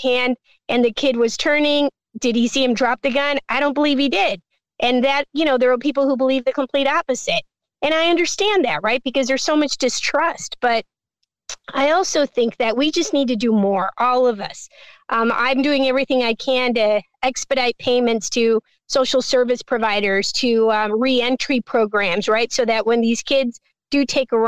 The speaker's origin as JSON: {"language": "English", "town": "Chicago", "region": "Illinois", "country": "United States", "tie": "born or raised there", "said": "I lived in that neighborhood. I was born in Little Village. I felt as a little kid who was like 7 going on 8 that we were run out of our neighborhood."}